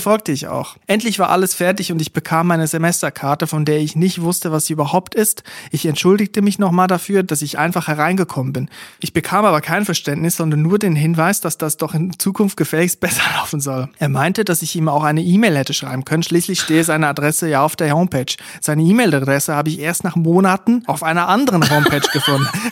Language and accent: German; Switzerland; Ich komme aus der Schweiz